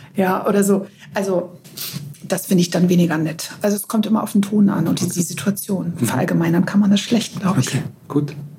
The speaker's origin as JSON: {"language": "German", "region": "Northern Germany", "country": "Germany", "also_born_or_lived": "Greece", "said": "bei uns in Norddeutschland"}